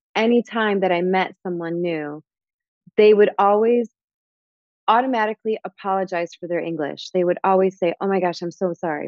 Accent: Michigan, United States; also born or lived in Chicago; now in Miami, United States; I am originally from Michigan.

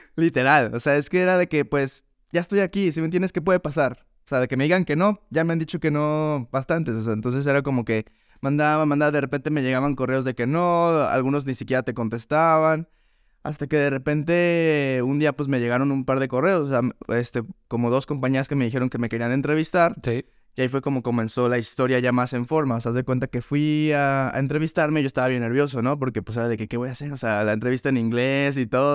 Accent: León, Guanajuato, Mexico; moved away as an adult; now in New York, United States; Leonés de nacimiento, crecido y formado en León, Guanajuato

